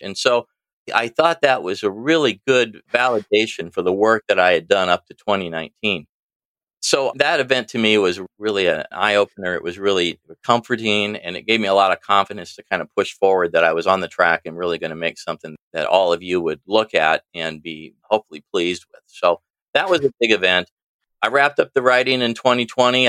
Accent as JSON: {"language": "English", "town": "East Peoria", "region": "Illinois", "country": "United States", "tie": "born or raised there", "also_born_or_lived": "Washington, Illinois", "said": "I'm from Washington, Illinois now. I started in East Peoria, really about the center of the state, little north of center of the state. Lived here for most of my life"}